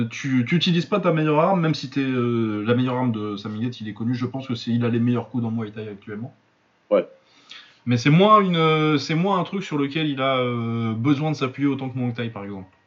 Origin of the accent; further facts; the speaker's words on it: Lille, Hauts-de-France, France; Pour ceux qui ne savent pas, je suis Lillois.